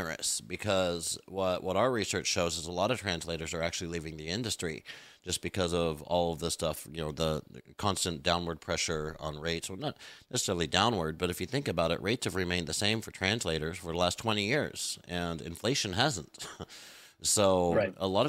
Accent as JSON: {"language": "English", "country": "United States", "said": "being an American is, growing up, like only the weird drama kids watched foreign films"}